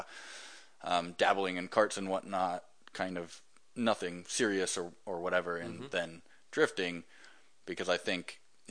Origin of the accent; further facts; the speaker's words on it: Hawaii, United States; I was born in Hawaii